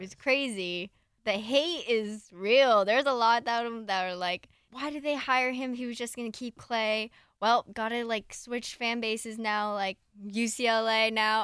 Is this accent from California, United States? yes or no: yes; Southern California, United States; I grew up in SoCal